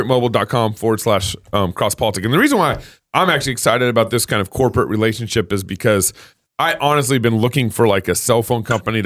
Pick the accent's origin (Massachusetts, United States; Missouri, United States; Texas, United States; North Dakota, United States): Texas, United States; Dallas; moved away as an adult; also born or lived in Denison, Texas / Tyler, Texas; now in Idaho, United States; I was born in Denison, lived in Tyler, Texas, raised in Dallas. So those are my roots.